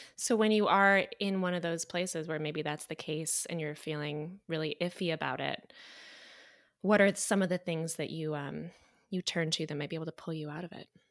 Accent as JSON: {"language": "English", "town": "Clarkston", "region": "Michigan", "country": "United States", "said": "I'm from, um, Clarkston."}